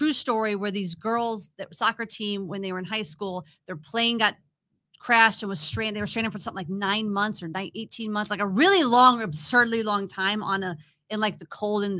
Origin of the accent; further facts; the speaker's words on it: Illinois, United States; I grew up in Illinois